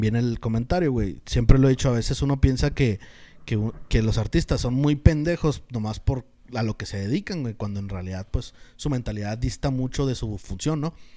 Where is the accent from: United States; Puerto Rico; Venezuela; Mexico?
Mexico; como mexicano